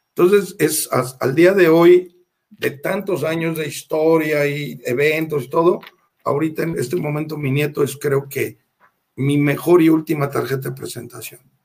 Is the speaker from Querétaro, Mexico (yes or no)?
yes; Querétaro, Mexico; moved away as an adult; now in León, Mexico; yo soy queretano